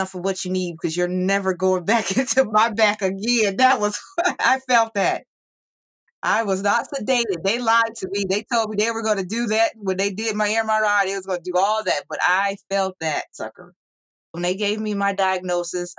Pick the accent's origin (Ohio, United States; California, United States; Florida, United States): Ohio, United States; I am from Ohio